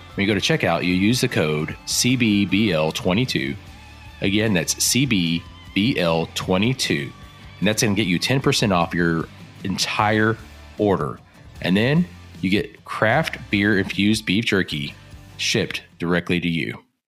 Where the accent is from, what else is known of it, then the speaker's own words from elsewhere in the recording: Texas, United States; also born or lived in Oklahoma; most of my young life, I grew up in Texas